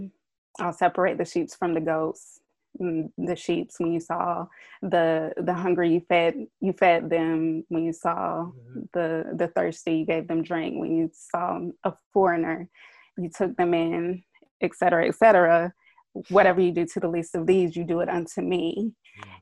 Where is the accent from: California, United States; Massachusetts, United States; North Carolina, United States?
North Carolina, United States; Durham; moved away; also born or lived in Tucson; I grew up in Durham